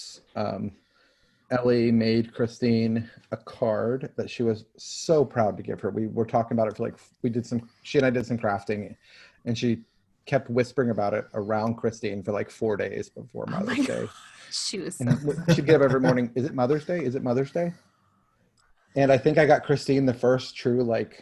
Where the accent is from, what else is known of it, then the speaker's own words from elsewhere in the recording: Texas, United States; now in Oklahoma, United States; We're from Texas and live in Oklahoma